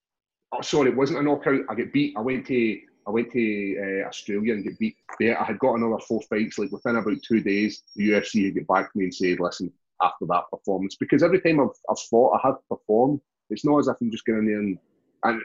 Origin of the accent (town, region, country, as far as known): Glasgow, Scotland, United Kingdom; born or raised there